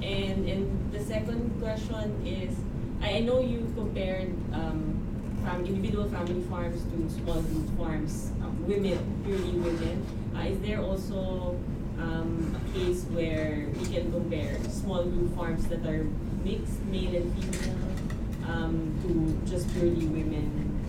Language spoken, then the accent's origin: English; Philippines; moved away; I'm from the Philippines and I'm a mid-career MPA here.